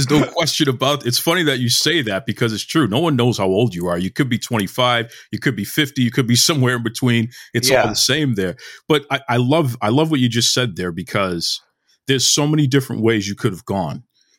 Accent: Boston, Massachusetts, United States; I'm born and raised in Boston, been here my whole life, right? So I'm a black man in America. Grew up in the 80s.

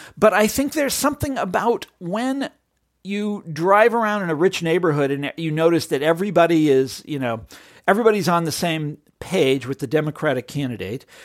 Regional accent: Johnson County, Kansas, United States; I grew up in Johnson County, Kansas

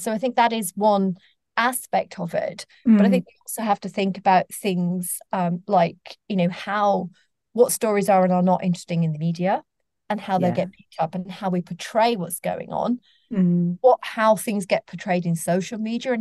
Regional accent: Sheffield, Yorkshire and the Humber, United Kingdom; I grew up in Sheffield, and I was growing up on a council estate in the 1980s.

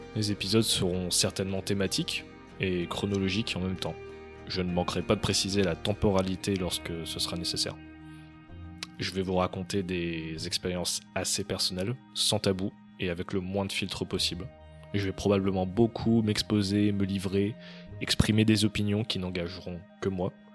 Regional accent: Lyon, Auvergne-Rhône-Alpes, France; moved away as an adult; also born or lived in Montreal / Toronto; avant de revenir à Lyon, ma ville d'origine, en juillet 2022

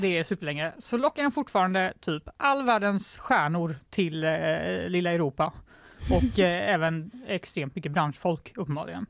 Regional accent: Sweden; Jag är svensk

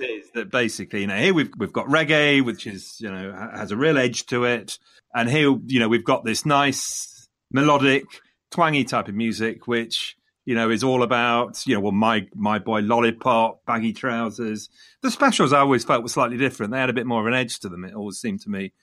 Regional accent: Leicester, East Midlands, United Kingdom; coming from Leicester, Leicester being my hometown

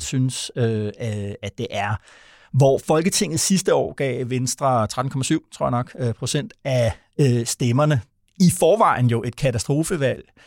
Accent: Vordingborg, Zealand, Denmark; moved away; der, hvor jeg kommer fra oprindeligt, nede fra Vordingborg

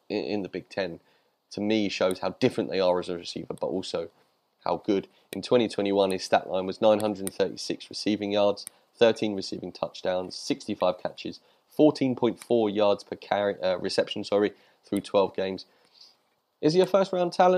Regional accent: United Kingdom; I'm British.

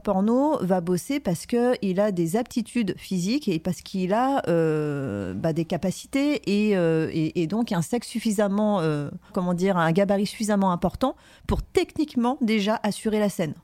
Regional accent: Paris, Île-de-France, France; je venais de Paris

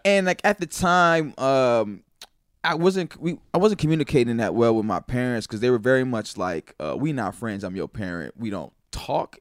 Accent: Naperville, Illinois, United States; also born or lived in St. Louis, Missouri / Mississippi; we moved to the suburbs of Chicago, uh, Naperville and Aurora

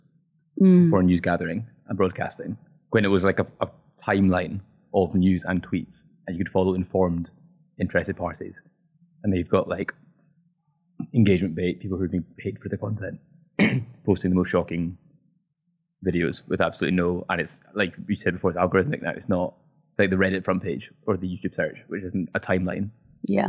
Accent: Scotland, United Kingdom; I'm Scottish.

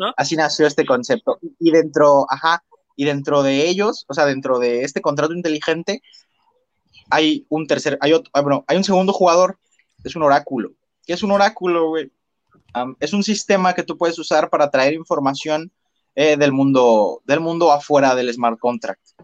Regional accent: Mexico; como yo mexicano

